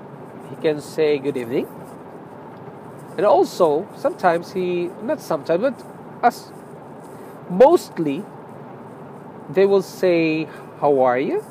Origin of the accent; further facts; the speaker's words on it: Philippines; moved away; I'm a Filipino